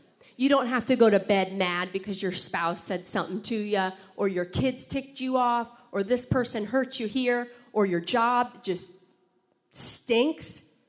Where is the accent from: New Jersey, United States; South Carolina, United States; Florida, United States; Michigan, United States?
Florida, United States; I came from Florida. I came from a different upbringing. I'm now from the South.